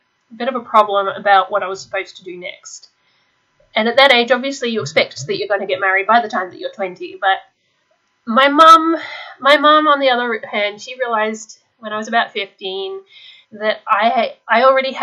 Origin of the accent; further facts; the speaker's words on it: Australia; being Australian, I missed out on a lot of the peer pressure and the repressive cultural aspects of US homeschooling.